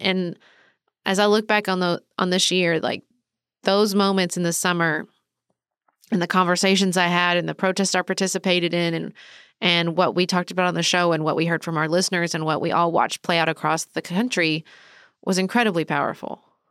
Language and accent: English; United States; as an American